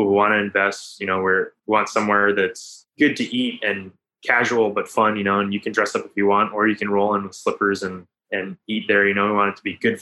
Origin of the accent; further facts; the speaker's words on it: Maui, Hawaii, United States; I'm someone who's from Hawaii, who grew up here, who respects the culture